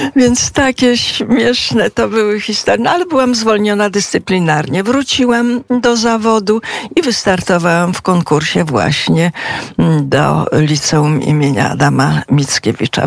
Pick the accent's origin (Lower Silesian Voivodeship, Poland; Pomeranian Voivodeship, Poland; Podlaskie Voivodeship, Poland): Podlaskie Voivodeship, Poland; Hajnówka; moved away as an adult; also born or lived in Bydgoszcz / Katowice; now in Bieszczady, Poland; Potem po śmierci ojca mieszkaliśmy jakiś czas w Hajnówce